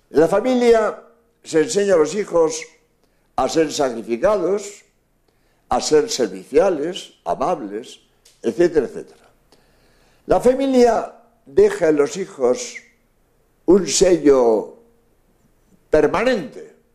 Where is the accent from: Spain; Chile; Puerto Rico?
Spain; soy jesuita español